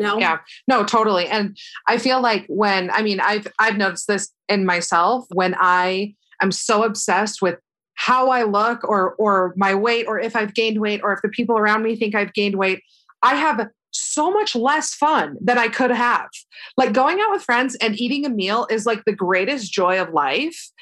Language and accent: English; Florida, United States; moved away as an adult; now in Hoboken, United States; I like grew up most of my life in Florida